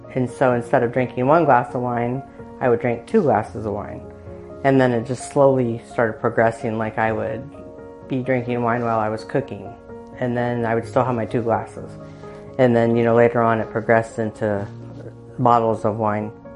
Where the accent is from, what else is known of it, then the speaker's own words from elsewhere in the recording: Muncie, Indiana, United States; I was born and raised in Muncie